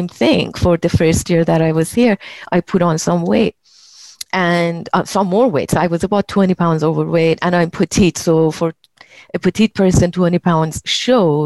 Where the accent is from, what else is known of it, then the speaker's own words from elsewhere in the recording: Iran; moved away as an adult; also born or lived in Belgium; now in United States; when I left my home country, Iran, and of course, I've been living in the US for 35 years now. I was 19 and when I left.